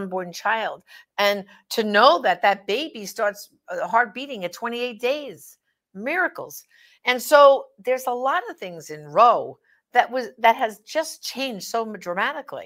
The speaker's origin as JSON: {"language": "English", "region": "New York", "country": "United States", "said": "I'm from New York"}